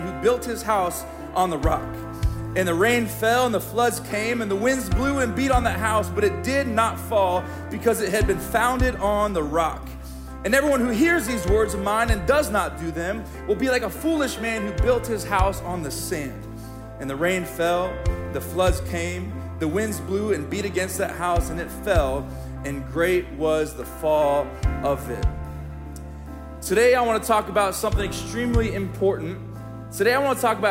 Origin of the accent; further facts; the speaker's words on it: Springfield, Missouri, United States; I grew up in the Midwest Bible Belt of Springfield, Missouri